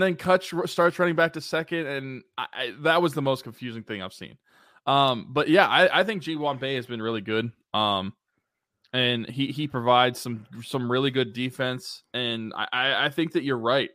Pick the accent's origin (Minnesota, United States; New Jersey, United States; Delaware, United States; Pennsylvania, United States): Pennsylvania, United States; Beaver; the family is from Beaver, Pennsylvania, my hometown